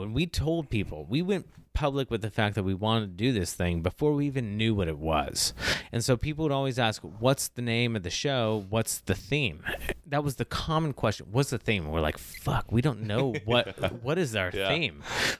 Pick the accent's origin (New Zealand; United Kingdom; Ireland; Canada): Ireland; a non-binary, non-binary black female, and Ed is a dominant Swiss male, even though he's Dutch and I'm Irish.